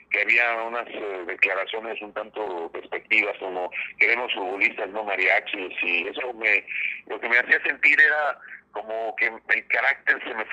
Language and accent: Spanish; Mexico; moved away as an adult; pues sí soy mexicano